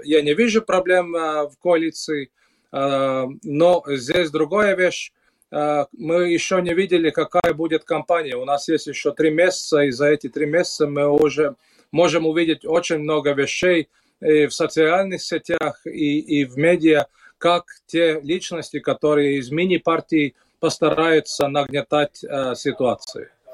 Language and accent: Russian; Latvia; у нас в Латвии